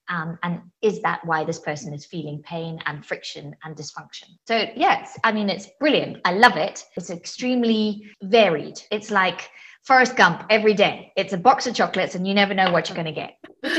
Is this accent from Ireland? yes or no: no; Zimbabwe; now in Switzerland; I live in Switzerland. I think it's the sixth country that I've lived in. I'm originally from Zimbabwe.